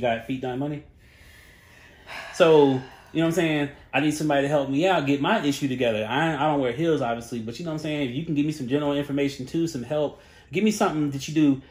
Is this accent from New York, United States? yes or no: no; Charlotte, North Carolina, United States; I'm from Charlotte